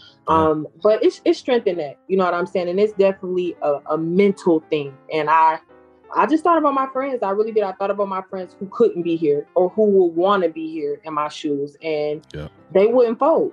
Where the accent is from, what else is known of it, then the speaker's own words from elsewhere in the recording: Detroit, Michigan, United States; moved away as an adult; now in Georgia, United States; I'm here in Georgia, and like we talked about, I'm from Detroit